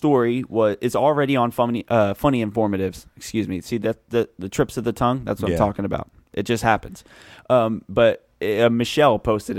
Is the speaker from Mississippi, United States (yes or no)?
no; Philadelphia, Pennsylvania, United States; I'm from Philadelphia.